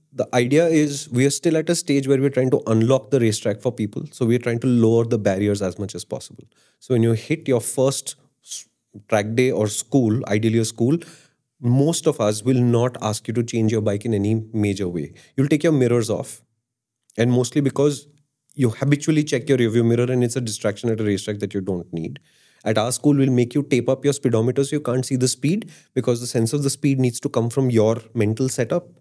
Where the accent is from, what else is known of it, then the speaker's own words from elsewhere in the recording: Delhi, India; I'm from Delhi